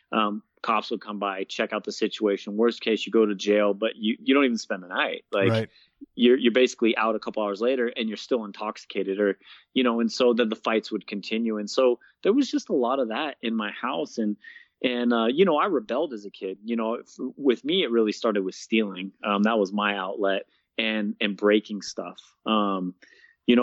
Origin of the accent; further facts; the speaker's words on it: Bay Area, Northern California, United States; moved away as an adult; now in Colorado Springs, United States; I grew up in Northern California